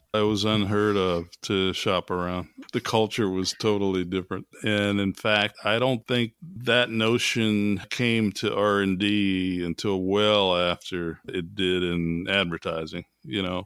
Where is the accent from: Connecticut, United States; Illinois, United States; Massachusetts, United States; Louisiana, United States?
Louisiana, United States; New Orleans; as an African-American growing up in New Orleans in the early forties